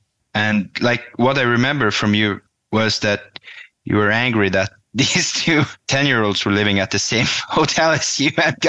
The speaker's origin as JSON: {"language": "English", "country": "Norway", "tie": "born or raised there"}